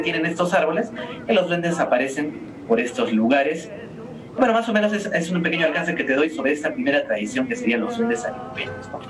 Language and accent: Spanish; Arequipa, Peru; nuestro carácter como arequipeños